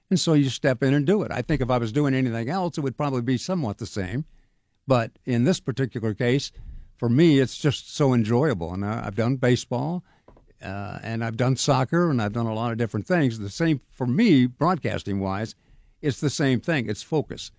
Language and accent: English; Sacramento, California, United States; moved away as an adult; now in Pittsburgh, United States; I grew up in Sacramento